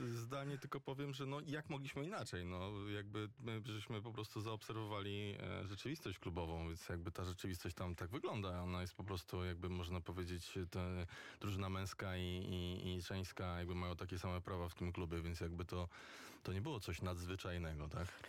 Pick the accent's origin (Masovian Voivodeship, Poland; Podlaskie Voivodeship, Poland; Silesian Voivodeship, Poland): Masovian Voivodeship, Poland; Warsaw; ja jestem z Grochowa